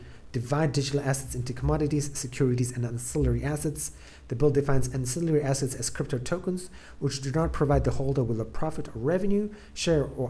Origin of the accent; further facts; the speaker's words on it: South Africa; moved away; originally I'm from South Africa